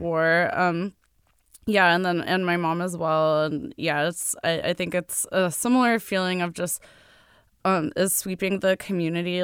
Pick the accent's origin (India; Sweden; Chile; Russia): Russia; Saint Petersburg; moved away; In my hometown of Saint Petersburg, last time I visited, which was ten years ago now